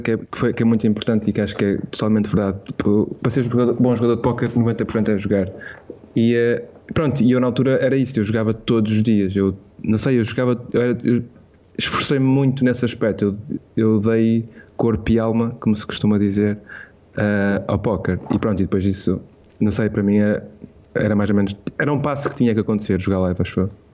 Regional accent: Portugal; eu sou de Portugal

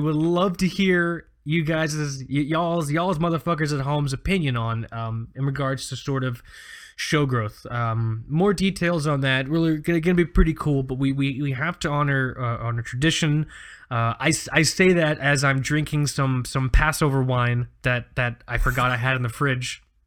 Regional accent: Florida, United States; I grew up here in Florida. I didn't leave, I didn't leave home till I was nineteen

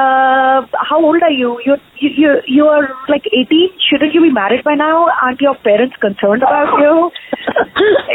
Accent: Ranchi, Jharkhand, India; moved away as an adult; also born or lived in Nashville, United States; now in United States; growing up in Ranchi, you know, Dad worked for Steel Authority of India Limited

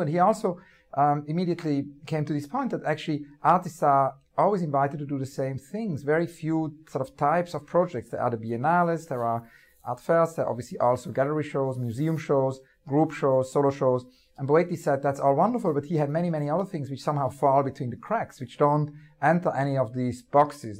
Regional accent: Winterthur, Zurich, Switzerland; moved away; near where I grew up, um, in the eastern part of Switzerland.

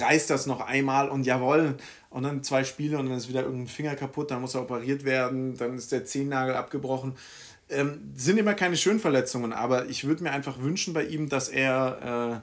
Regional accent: Villingen-Schwenningen, Baden-Württemberg, Germany; Villingen-Schwenning. Mhm. Ähm, meine Heimatstadt komme ich her

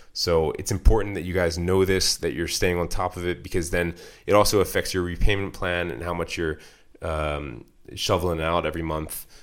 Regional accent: United States; as an American

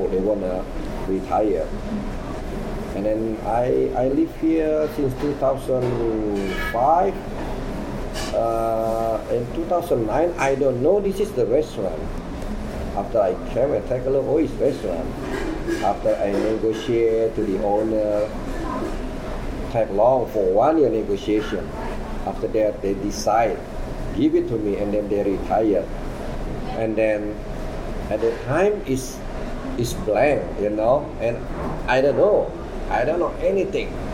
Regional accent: Borneo, Indonesian side, Kalimantan, Indonesia; English is a second language; now in Los Angeles, United States; So I I I born from Borneo uh, Indonesia side.

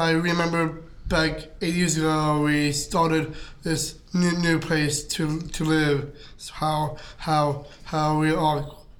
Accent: Cape Elizabeth, Maine, United States; My whole life growing up in Cape Elizabeth, that's where how I got involved with the band.

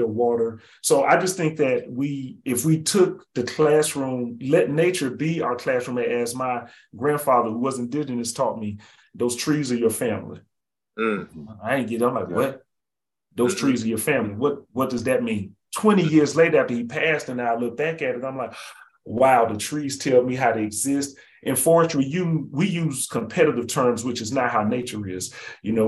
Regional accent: Birmingham, Alabama, United States; also born or lived in New Haven, Connecticut; now in Raleigh, United States; I live here in I'm in Raleigh, North Carolina. I'm from Birmingham, Alabama

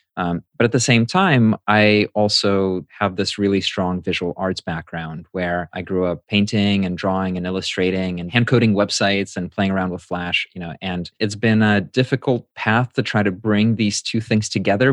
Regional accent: United States; as an immigrant growing up in the States

